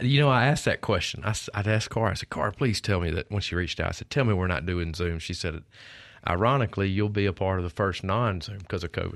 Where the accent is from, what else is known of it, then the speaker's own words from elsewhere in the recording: Oxford, Mississippi, United States; also born or lived in Starkville, Mississippi; growing up in North Mississippi